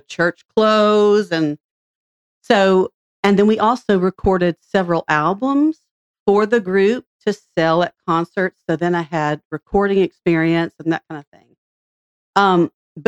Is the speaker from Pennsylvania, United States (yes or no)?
no; Franklin, Tennessee, United States; I grew up in Franklin since I was 5 years old.